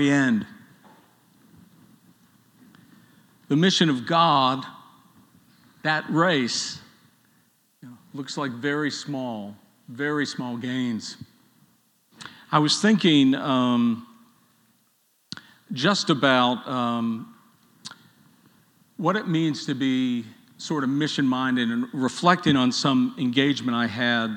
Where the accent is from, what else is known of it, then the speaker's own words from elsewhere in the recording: Pittsburgh, Pennsylvania, United States; moved away; I was from Pittsburgh